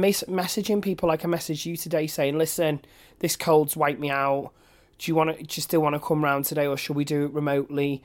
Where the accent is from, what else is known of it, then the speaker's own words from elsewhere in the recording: Manchester, North West England, United Kingdom; I'm from Manchester, born and bred